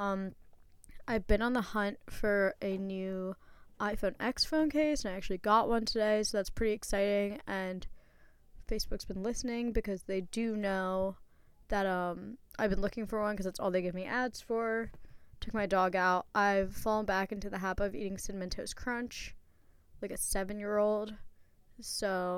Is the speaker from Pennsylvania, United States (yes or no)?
yes; Philadelphia, Pennsylvania, United States; I'm from Philadelphia, Pennsylvania, but not West Philadelphia, just Philadelphia